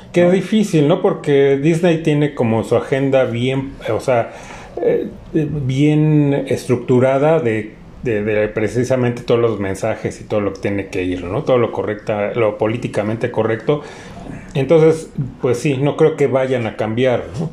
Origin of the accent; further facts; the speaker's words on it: Mexico; como mexicanos